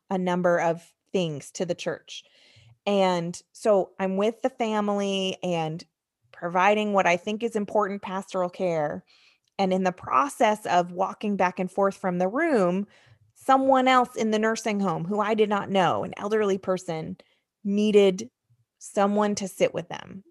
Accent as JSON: {"language": "English", "country": "United States", "tie": "born or raised there", "also_born_or_lived": "Michigan", "moved": "yes", "said": "I grew up outside of New York City"}